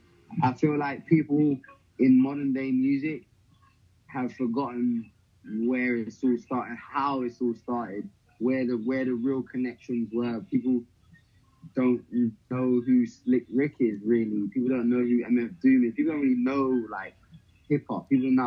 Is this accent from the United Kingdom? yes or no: yes; London, United Kingdom; and I'm from West London. I'm a rapper.